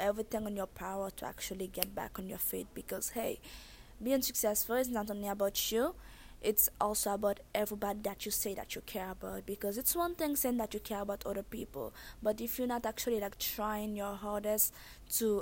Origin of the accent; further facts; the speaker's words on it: Haiti; accent: thick accent; moved away; I was born and raised in Haiti